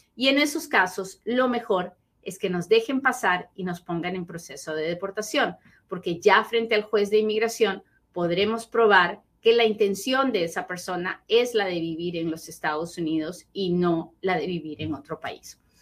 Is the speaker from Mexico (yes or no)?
no; Peru; now in United States; así hablo, pues soy bien peruana, así hablo